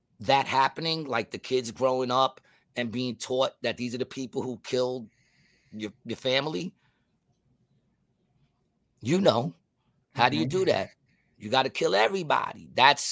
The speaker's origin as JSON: {"language": "English", "region": "New York", "country": "United States", "said": "I'm from New York"}